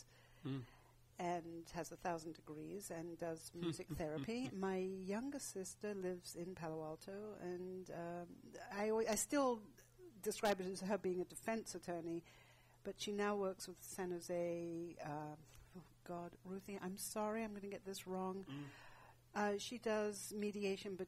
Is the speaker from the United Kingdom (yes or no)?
yes; London, United Kingdom; now in Atherton, United States; I grew up in North London.